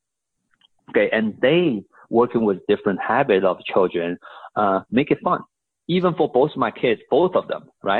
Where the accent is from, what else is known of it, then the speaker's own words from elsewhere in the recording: Shanghai, China; also born or lived in Houston, Texas; now in United States; I was born and raised in Shanghai, China, came here as, you know, my mom brought me here, went to college here